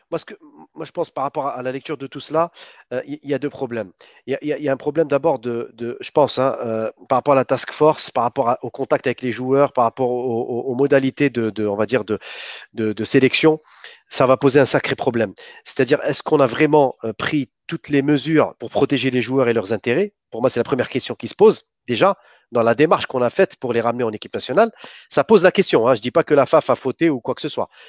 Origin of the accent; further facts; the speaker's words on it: Algeria; en tant qu'Algérien